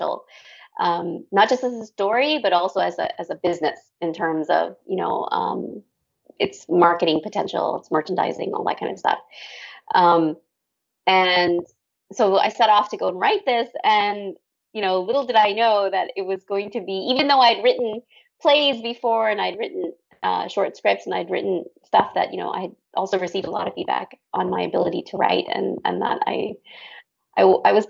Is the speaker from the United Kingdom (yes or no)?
no; Canada; moved away as an adult; also born or lived in Dubai, UAE / Thailand; I'm Canadian originally, but I lived abroad for 21 years.